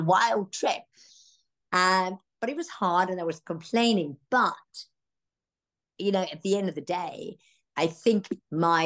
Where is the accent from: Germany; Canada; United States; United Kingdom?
Germany; Garmisch-Partenkirchen, Bavaria; moved away; I grew up in the Bavarian Alps, I never liked the mountains